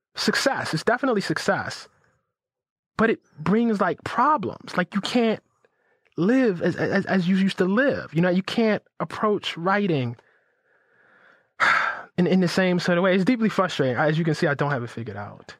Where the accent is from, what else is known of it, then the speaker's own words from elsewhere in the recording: Baltimore, Maryland, United States; I grew up in West Baltimore